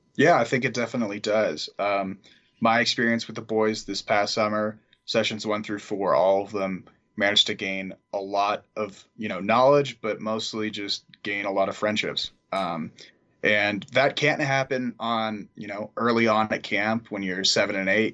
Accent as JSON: {"language": "English", "town": "San Marino", "region": "California", "country": "United States", "said": "I'm from San Marino, California, so right next to Pasadena"}